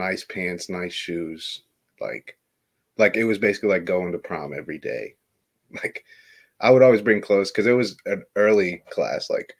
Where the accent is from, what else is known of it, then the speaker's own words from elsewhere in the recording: Illinois, United States; I live in Illinois. And I hate the cold weather. I lived here my whole life